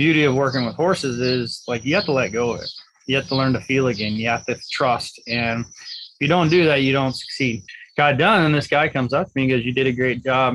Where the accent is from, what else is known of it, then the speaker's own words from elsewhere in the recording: Kansas City, Missouri, United States; I was born and raised here in Kansas City